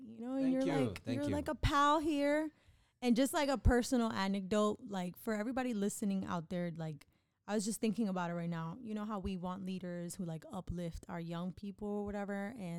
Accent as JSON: {"language": "English", "town": "New York City", "region": "New York", "country": "United States", "said": "I'm from the Bronx."}